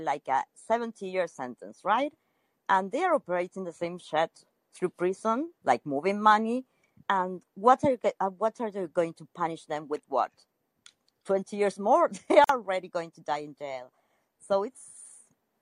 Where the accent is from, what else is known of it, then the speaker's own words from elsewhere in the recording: Argentina; I'm from Argentina